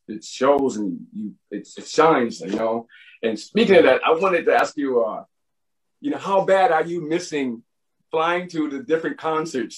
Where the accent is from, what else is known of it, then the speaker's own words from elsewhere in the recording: United States; moved away; I'm from the States